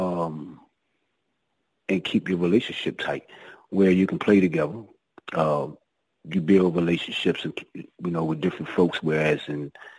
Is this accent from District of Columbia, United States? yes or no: yes; Washington, District of Columbia, United States; I grew up in the projects, Southeast, Washington, D.C.